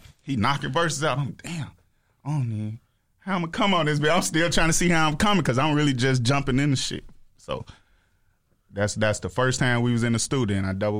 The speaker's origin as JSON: {"language": "English", "town": "Chicago", "region": "Illinois", "country": "United States", "said": "I'm from Chicago"}